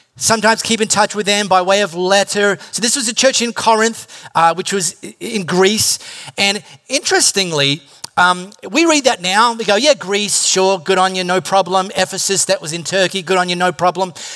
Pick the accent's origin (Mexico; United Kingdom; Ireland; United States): United Kingdom; High Wycombe, South East England; I grew up in High Wycombe